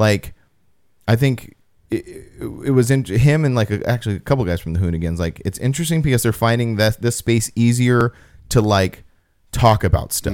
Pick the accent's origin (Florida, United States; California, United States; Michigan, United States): California, United States; Apple Valley; in my, my hometown.